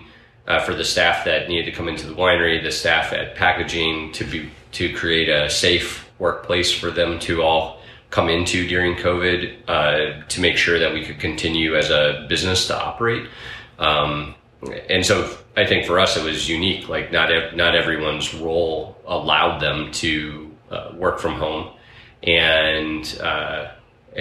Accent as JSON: {"language": "English", "region": "New York", "country": "United States", "moved": "as an adult", "lives_now": "Oregon, United States", "said": "I was a kid from New York at the time"}